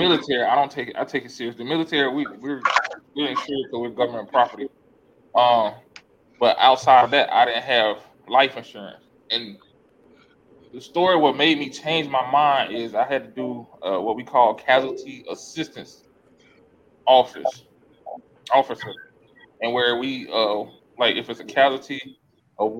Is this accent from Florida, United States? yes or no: yes; South Florida, United States; I'm from South Florida